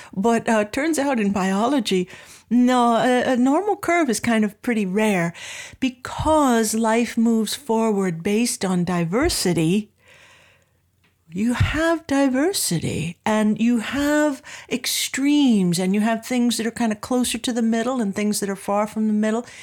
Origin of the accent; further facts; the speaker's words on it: Anaheim, California, United States; I grew up in Southern California in Anaheim